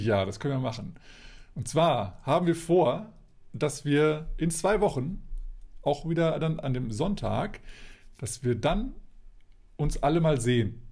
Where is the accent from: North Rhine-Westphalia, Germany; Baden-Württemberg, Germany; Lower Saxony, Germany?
Lower Saxony, Germany; Hanover; bei uns in Hannover